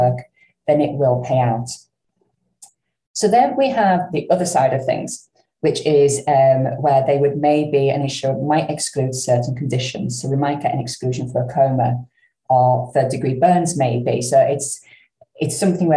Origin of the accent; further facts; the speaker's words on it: the north of England, United Kingdom; accent: northern; my northern accent